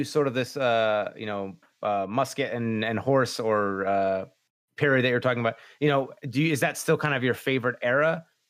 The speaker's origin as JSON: {"language": "English", "country": "United States", "tie": "born or raised there", "said": "growing up in America"}